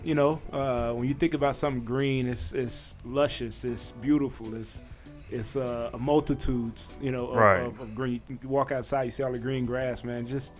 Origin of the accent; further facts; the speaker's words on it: Mexia, Texas, United States; Just a little country boy from Texas